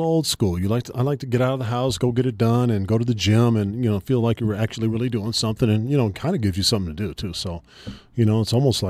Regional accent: California, United States; Yeah, you know, we got outdoors, and, you know, that's a testament to my mom.

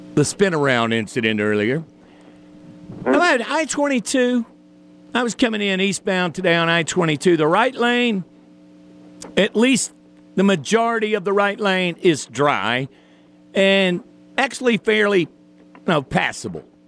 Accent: the South, United States; I'm from the South

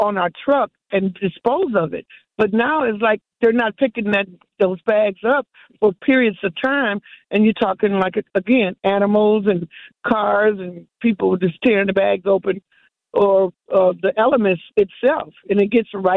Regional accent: Milwaukee, Wisconsin, United States; I'm from Milwaukee

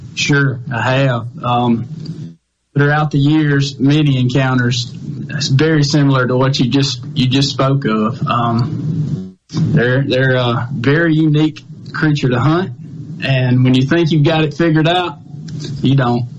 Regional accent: Carson, Mississippi, United States; I grew up in uh, a little town called Carson, Mississippi. It's in Jeff Davis County, and that's where I was raised and, and learned how to turkey hunt

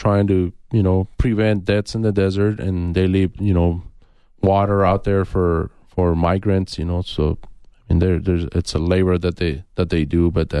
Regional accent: Nogales, Arizona, United States; So, like I said, I grew up in Nogales, and I always saw Border Patrol

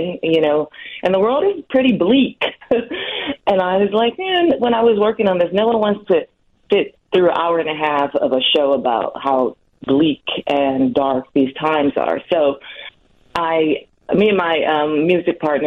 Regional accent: Milwaukee, Wisconsin, United States; moved away as an adult; I was born in Milwaukee

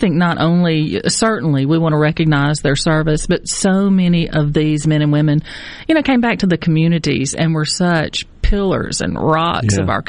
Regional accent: Brookhaven, Mississippi, United States; I'm from Brookhaven, Lincoln County.

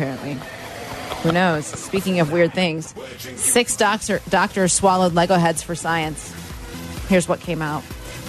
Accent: Florida, United States; also born or lived in Ohio; I was born in Ohio and I grew up in Florida.

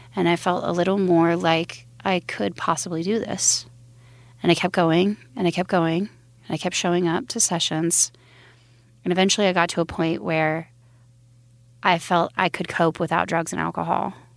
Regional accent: Billings, Montana, United States; also born or lived in Wyoming; I was born in Billings, Montana, in a religious cult

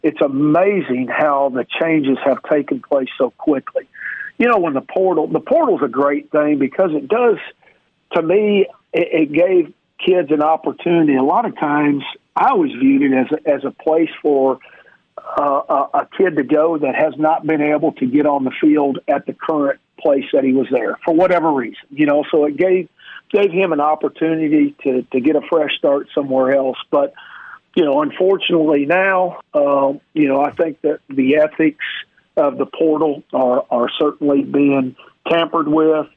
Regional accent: Neosho, Missouri, United States; moved away; I'm from a little town called Neosho

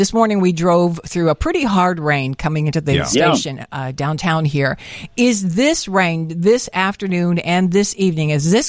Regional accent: Midwest, United States; I came from the Midwest.

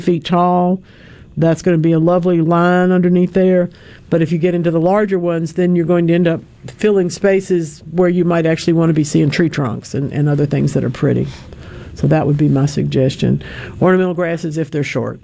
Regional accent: Monroe, Louisiana, United States; I grew up in Monroe, Louisiana

